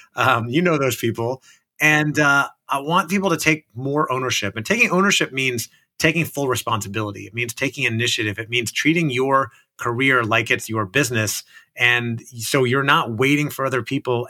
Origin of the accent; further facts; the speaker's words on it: Orlando, Florida, United States; I grew up in Orlando, Florida